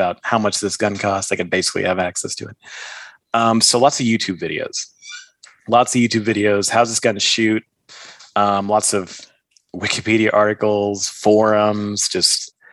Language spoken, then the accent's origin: English; Texas, United States; I'm from Texas, so guns are, you know, a big part of our culture.